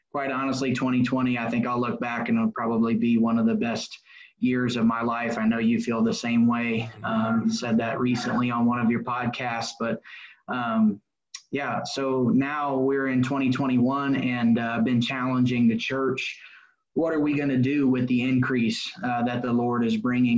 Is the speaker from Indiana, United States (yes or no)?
yes; Indianapolis, Indiana, United States; also born or lived in Florida; So I grew up in Indianapolis on the west side. It's called Avon